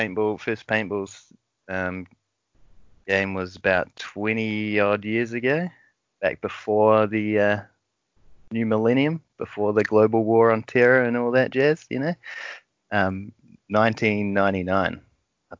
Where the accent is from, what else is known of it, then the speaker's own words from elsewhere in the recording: Wellington, New Zealand; now in Christchurch, New Zealand; I'm not from here originally. I'm from Wellington